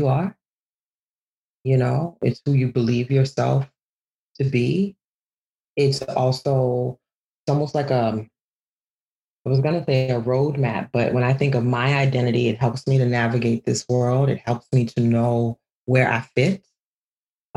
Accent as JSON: {"language": "English", "town": "New Orleans", "region": "Louisiana", "country": "United States", "tie": "born or raised there", "also_born_or_lived": "Ghana", "said": "I could go to Ghana every summer and have my cousins remind me that I'm American. You know, and then I could be in the schoolyard in New Orleans and have my schoolmates remind me that I'm African"}